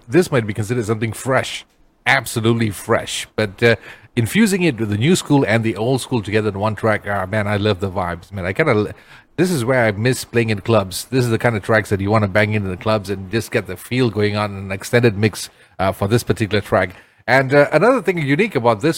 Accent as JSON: {"language": "English", "region": "Perak", "country": "Malaysia", "said": "I'm from Perak"}